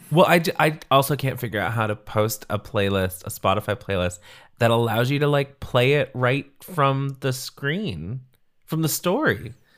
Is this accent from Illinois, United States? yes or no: no; Central California, United States; I grew up in Central California